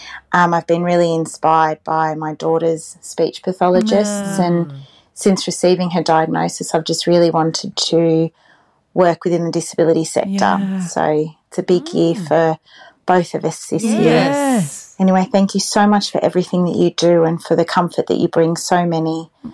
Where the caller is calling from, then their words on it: New South Wales, Australia; I'm calling in from New South Wales.